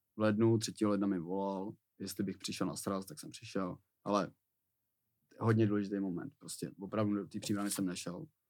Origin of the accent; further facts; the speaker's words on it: Plzeň, Plzeň Region, Czechia; moved away; also born or lived in Příbram / Prague / Teplice; Já tím, že jsem byl z Plzně